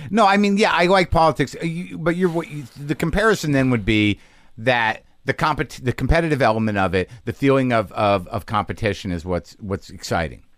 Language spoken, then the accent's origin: English; Albuquerque, New Mexico, United States; moved away; family's from New Jersey, but I grew up in Albuquerque